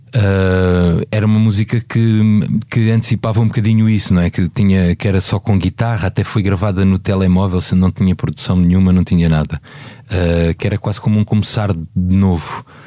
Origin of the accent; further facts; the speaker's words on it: Beja, Alentejo, Portugal; moved away; Eu falo de Beja, que é a minha terra